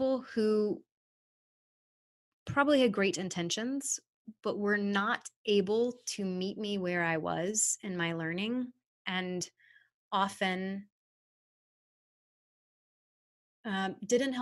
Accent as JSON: {"language": "English", "town": "Charlottesville", "region": "Virginia", "country": "United States", "tie": "born or raised there", "said": "I grew up in Charlottesville, Virginia"}